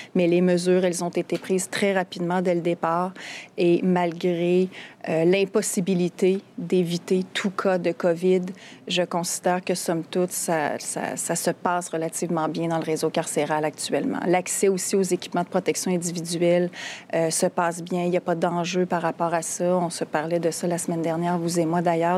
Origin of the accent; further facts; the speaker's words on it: Quebec City, Quebec, Canada; chez nous à Québec